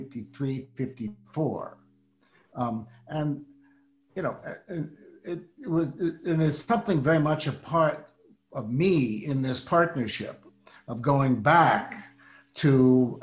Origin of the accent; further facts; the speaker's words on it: Washington, District of Columbia, United States; I was growing up in Washington, D.C.